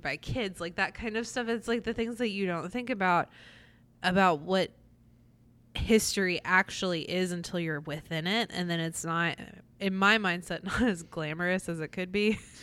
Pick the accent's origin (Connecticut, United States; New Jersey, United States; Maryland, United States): New Jersey, United States; Atlantic City; Growing up in Atlantic City, every single year we went to the Miss America Parade